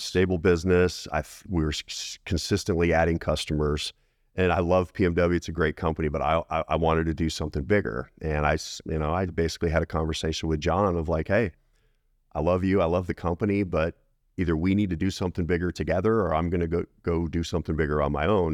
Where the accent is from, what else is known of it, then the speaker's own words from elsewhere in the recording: Colorado Springs, Colorado, United States; I grew up in Colorado, Colorado Springs area